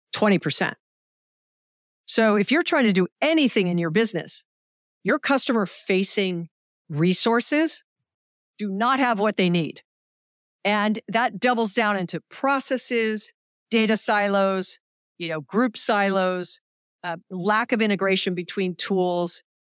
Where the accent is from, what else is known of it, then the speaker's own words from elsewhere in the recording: Hawaii, United States; I'm from Hawaii